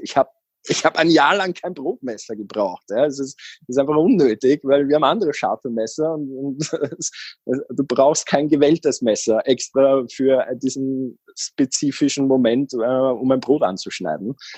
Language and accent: German; Austria; moved away as an adult; also born or lived in Vienna; Ich bin aus Österreich